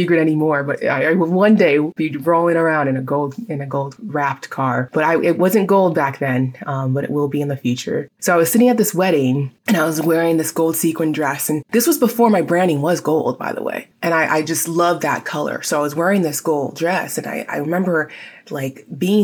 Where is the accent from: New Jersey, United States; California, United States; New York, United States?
California, United States; San Diego; my hometown of San Diego